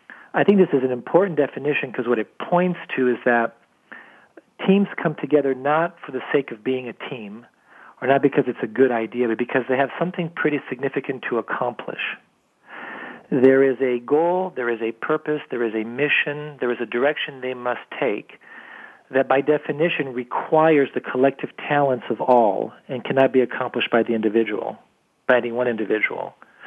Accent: France; now in United States; I was born and raised in France, came over to the United States when I was younger, and went back and forth quite a bit.

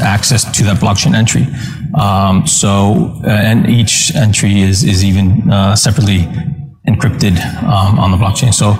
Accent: Iceland; moved away; I'm from Iceland originally, and so I have an Icelandic EID

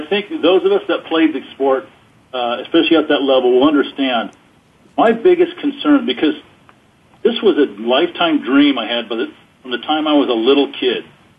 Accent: Stockton, California, United States; I grew up in Stockton, which was only a couple hours from San Francisco, and I went back to my folks' house for a few days

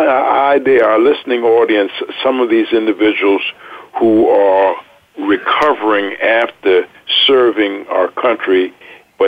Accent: Miami, Florida, United States; I grew up in South Florida in Miami

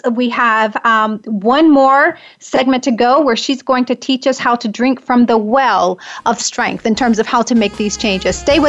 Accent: the South, United States; I'm a Southern girl. I grew up in the South

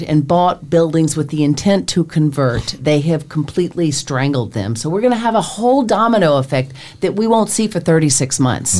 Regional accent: Nashville, Tennessee, United States; now in New York, United States; I'm from Nashville

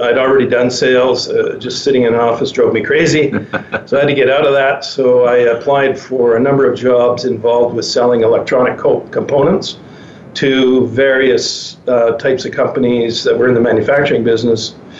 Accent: Penticton, British Columbia, Canada; moved away; also born or lived in Vancouver; I'm um, from uh, born and raised in Penticton, British Columbia.

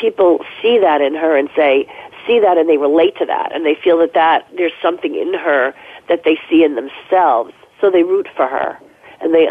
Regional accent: New Jersey, United States; moved away; also born or lived in New York City; I grew up in New Jersey. You know, in suburban New Jersey, in a home, in a house when I was a little kid

